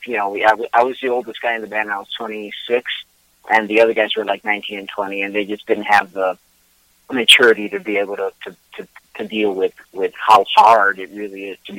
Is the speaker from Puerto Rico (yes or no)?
yes; Puerto Rico; moved away; I'm originally from Puerto Rico, but I've lived in and out of Puerto Rico all my life.